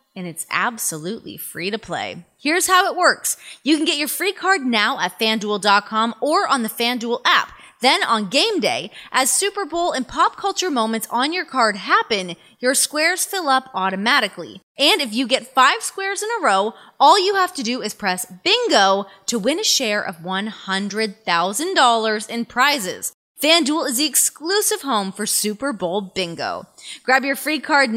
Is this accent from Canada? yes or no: yes; Toronto, Ontario, Canada; I'm from Canada. I'm born and bred on a hockey rink.